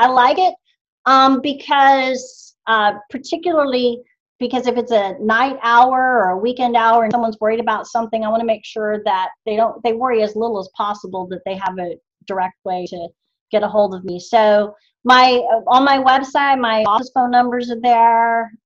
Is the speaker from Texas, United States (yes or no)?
yes; White Settlement, Texas, United States; also born or lived in Dallas; now in Fort Worth, United States; I'm from White Settlement, right? I now live in Fort Worth